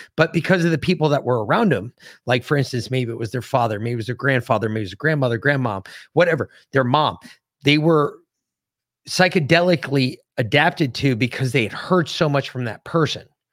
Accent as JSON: {"language": "English", "region": "Connecticut", "country": "United States", "tie": "born or raised there", "said": "growing up in Connecticut, we knew a lot of Connecticut history."}